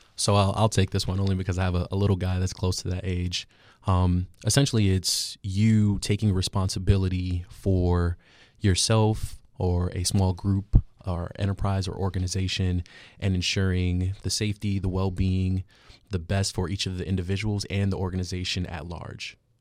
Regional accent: New York City, New York, United States; moved away; originally from Queens, New York

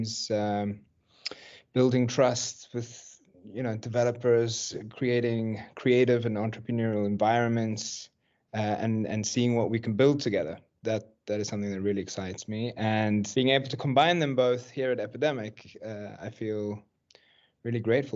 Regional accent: Cape Town, Western Cape, South Africa; now in Stockholm, Sweden; I'm originally from South Africa, from Cape Town.

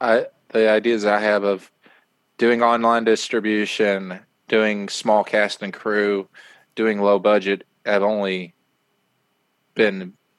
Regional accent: East Coast, United States; I'm from the East Coast, so when people would lie to me out there, I'd be like, "Oh, you're telling the truth."

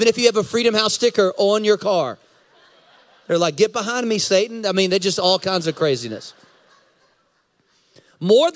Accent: United States; I'm American. I'm American. I have blue passport, blue passport. I'm American

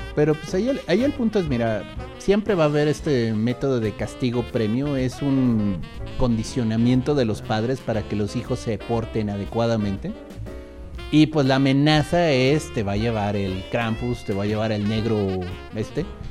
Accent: Querétaro, Mexico; yo donde crecí, en Querétaro

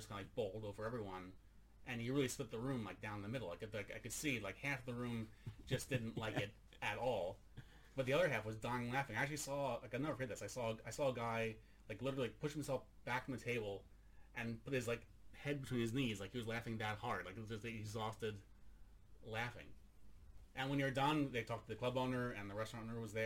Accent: United States; now in Sweden; I'm an American in Sweden.

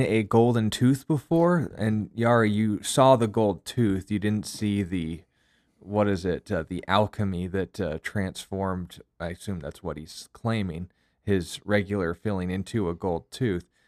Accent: United States; myself being an American

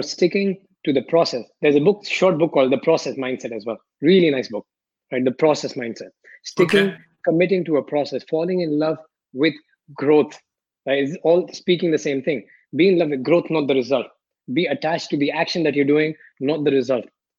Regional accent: India; also born or lived in Philippines / Malaysia / Paris, France; now in Barcelona, Spain; growing up in India

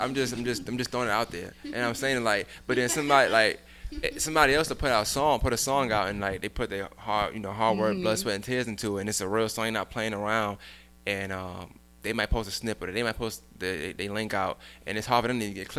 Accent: New York City, New York, United States; I'm from Brooklyn.

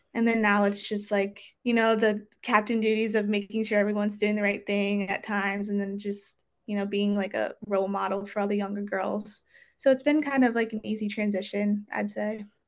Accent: Maryland, United States; growing up in Maryland, I guess like it was kind of a thing where you just like had to play lacrosse.

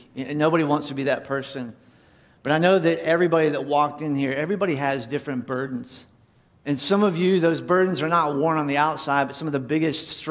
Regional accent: North Carolina, United States; moved away; I grew up in church. I grew up in Independent Fundamental Baptist Church in North Carolina.

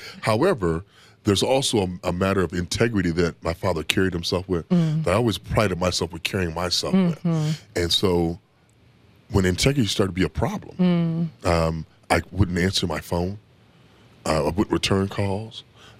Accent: Toledo, Ohio, United States; I grew up in Toledo, Ohio, and I had a hair condition called alopecia.

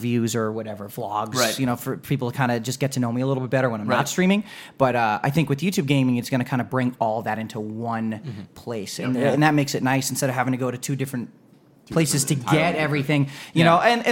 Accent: Long Island, New York, United States; I'm from Long Island.

